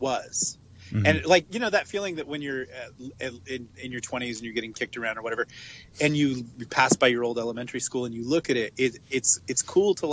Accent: West Coast, United States; now in Los Angeles, United States; I'm from the West Coast

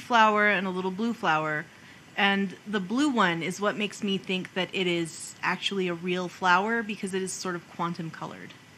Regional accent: New Mexico, United States

